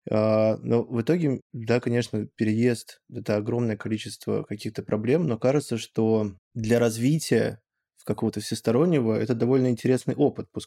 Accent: Moscow, Russia; also born or lived in France; я тоже переехал когда мне было 5 лет, я переехал из Москвы во Францию, и когда вернулся в 11 лет в Россию, я вернулся не просто в Россию, я вернулся в Северное Медведково.

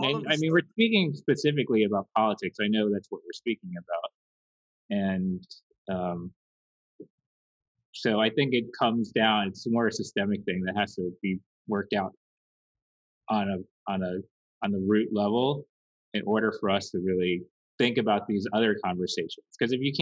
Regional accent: Washington, District of Columbia, United States; I grew up in Washington, D.C., so right outside the seat of American power

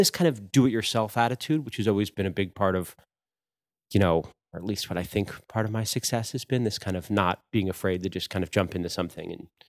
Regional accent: New York, United States; also born or lived in New Hampshire; But my family's from New York. So we grew up in New York a lot. I still have the most family members here in Queens or the Bronx or around

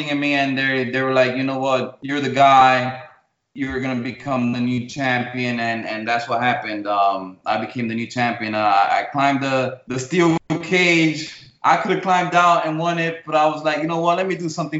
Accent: New York City, New York, United States; They came to New York City, and that's where I was born. I was born in New York City. They moved to a town called Washington Heights in New York City

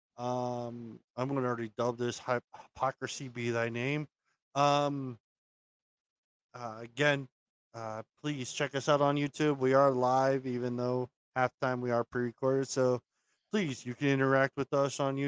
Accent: Maryland, United States; The city of Maryland is my hometown.

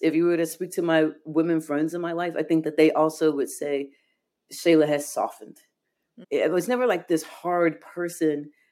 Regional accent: Chicago, Illinois, United States; I was born in Chicago

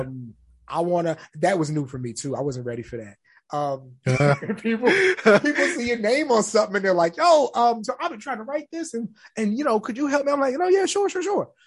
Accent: San Antonio, Texas, United States; I'm from San Antonio

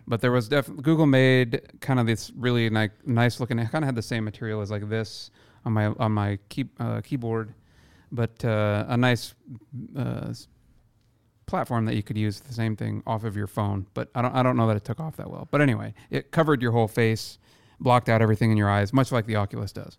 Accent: Iowa, United States; now in Seattle, United States; my hometown in Iowa

